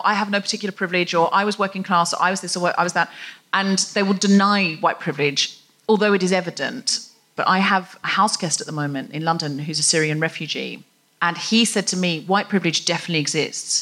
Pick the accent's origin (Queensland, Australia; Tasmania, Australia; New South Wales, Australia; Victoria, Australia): Queensland, Australia; Gold Coast; I was raised on the Gold Coast